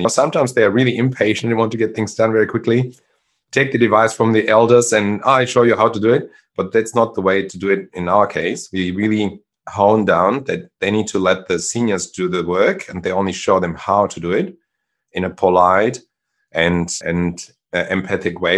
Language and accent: English; Germany; English is a second language; moved away as an adult; also born or lived in Czechoslovakia / Sydney, Australia; now in Australia; I grew up in Germany, but I was born in Czechoslovakia